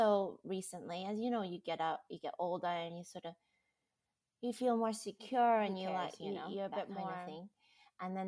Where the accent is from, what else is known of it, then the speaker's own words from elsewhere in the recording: United States; now in Australia; I am American, living in Australia, and now Australian